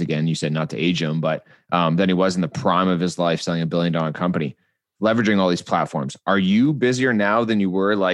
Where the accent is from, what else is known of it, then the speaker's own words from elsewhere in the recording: Canada; being Canadian